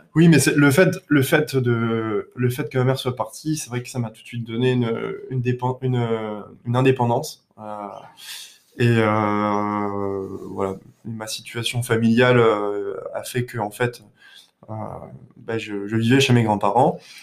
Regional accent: Paris, Île-de-France, France; moved away as an adult; also born or lived in Clamart / New York / Detroit / Boston; je suis né à Paris dans le 14e, et euh, aujourd'hui, je vis euh, donc à Clamart dans le 92

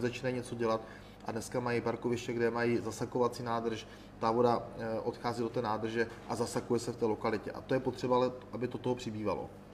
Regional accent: Olomouc Region, Czechia; opravdu tento region je můj, můj rodný region.

